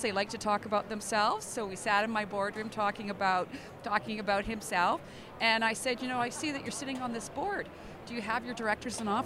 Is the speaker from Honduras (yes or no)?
no; British Columbia, Canada; I'm from British Columbia.